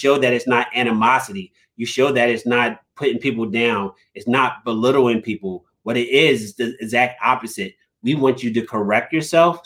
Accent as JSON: {"language": "English", "town": "Philadelphia", "region": "Pennsylvania", "country": "United States", "said": "I'm from South Philly, so I got this South Philly swagger and this South Philly grit, and I'm this tough kid from South Philly"}